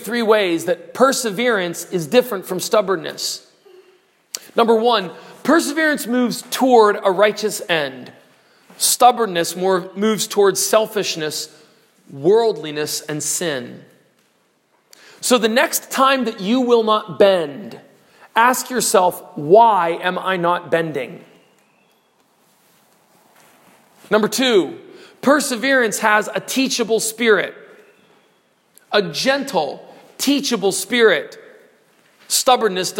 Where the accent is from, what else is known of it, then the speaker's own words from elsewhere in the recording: United States; I'm an American